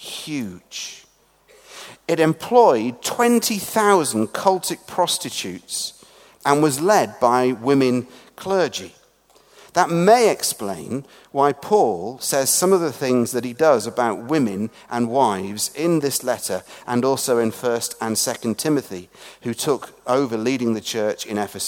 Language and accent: English; England, United Kingdom; moved away; also born or lived in Scotland; as an Englishman working in a Scottish Episcopal or Anglican church speaking in Northern Ireland